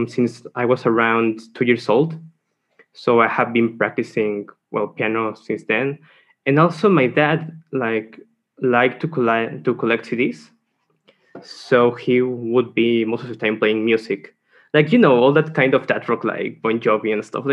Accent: San Luis Potosí, Mexico; I'm from San Luis Potosí

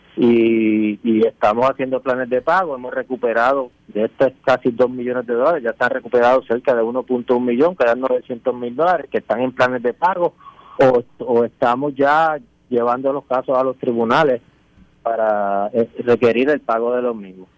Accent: Añasco, Puerto Rico; mi pueblo de Añasco

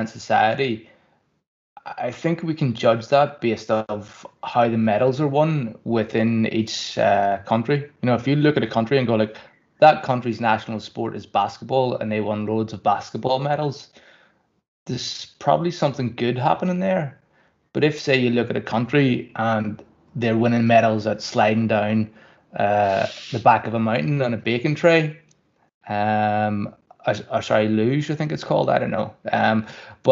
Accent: Kirkcaldy, Scotland, United Kingdom; I grew up in Kirkcaldy

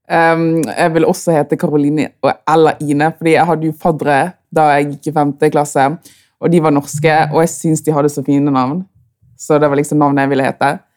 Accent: Bergen, Vestland, Norway; er født og oppvokst i Bergen, men er fra Kamerun

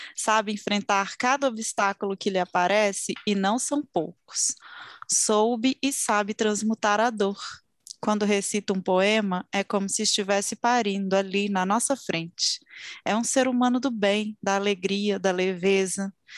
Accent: Belo Horizonte, Minas Gerais, Brazil; Belo Horizonte, minha terra natal.

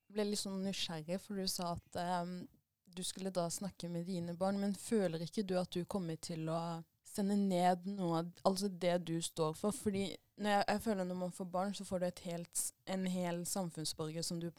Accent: Arendal, Agder, Norway; Ja, for dere snakker om det med at vi er fra Arendal og alle kjenner alle

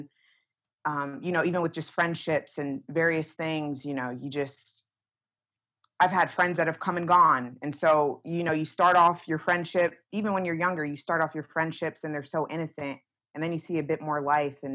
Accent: Northeast, United States; me growing up in the Northeast

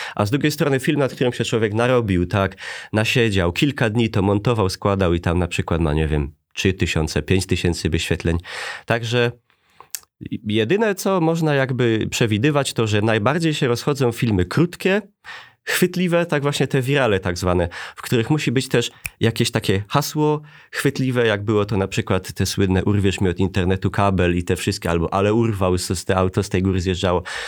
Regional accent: Bytom, Silesian Voivodeship, Poland; accent: Silesian; urodziłem się i wychowałem w takiej dzielnicy Bytomia

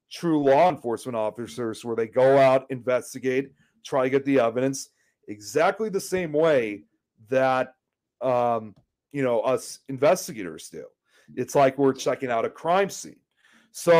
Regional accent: Illinois, United States; also born or lived in Chicago; I'm from Illinois, as you can see. I live in Chicago

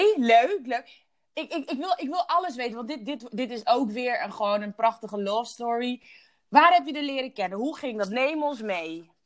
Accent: Curaçao; ik geboren ben op Douche Curaçao

